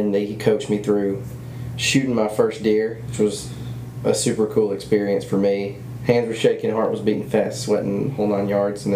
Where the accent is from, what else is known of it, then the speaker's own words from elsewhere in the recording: Starkville, Mississippi, United States; We are both from Starkville, Mississippi. We went to the same school growing up for a short period of time, third, fourth grade